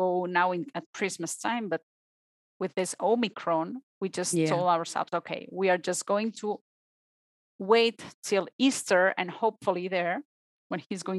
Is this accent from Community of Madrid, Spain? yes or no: no; Barcelona, Catalonia, Spain; English is a second language; moved away as an adult; now in Switzerland; I am from Spain. I am from Barcelona.